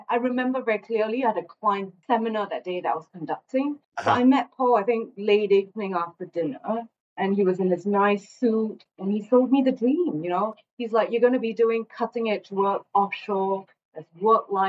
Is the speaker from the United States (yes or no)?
no; Singapore; also born or lived in London; I'm actually Singaporean, so I grew up here